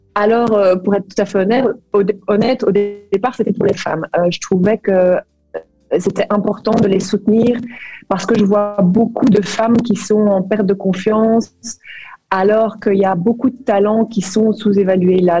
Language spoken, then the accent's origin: French; Brussels, Brussels-Capital Region, Belgium; moved away as an adult; also born or lived in Flemish Brabant / Kuala Lumpur, Malaysia; now in Liège Province, Belgium; je suis de Bruxelles